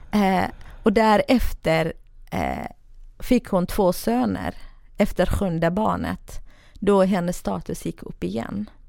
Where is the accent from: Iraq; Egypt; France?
Iraq; Iraqi Kurdistan, Kurdistan Region; now in Sweden; södra Kurdistan, eh, irakiska delen då. Eh, från en ganska rik familj, men ganska eh, traditionell och religiös familj.